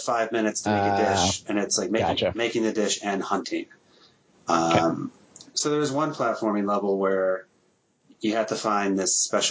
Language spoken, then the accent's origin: English; New Jersey, United States; moved away; I'm from Jersey. We have weird dialects out there. But I've been in the Midwest for so long, I think it's been beaten out of me.